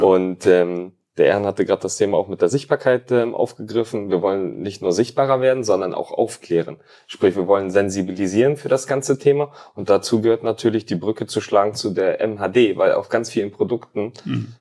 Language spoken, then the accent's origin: German; Hamburg, Germany; born or raised there; also born or lived in Tallinn, Estonia; now in Bielefeld, Germany